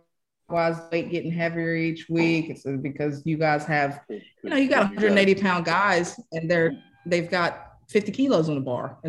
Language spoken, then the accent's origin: English; Colorado, United States; You know, I'm from Colorado. We do a lot of hunting, you know, elk